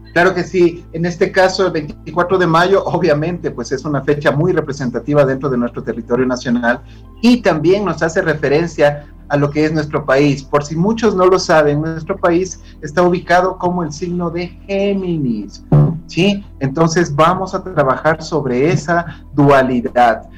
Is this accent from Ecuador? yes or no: yes; Ecuador; todas las personas que estamos dentro del territorio ecuatoriano